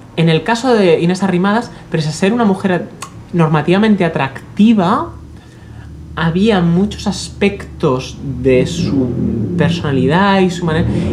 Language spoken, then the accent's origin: Spanish; Catalonia, Spain; yo soy catalán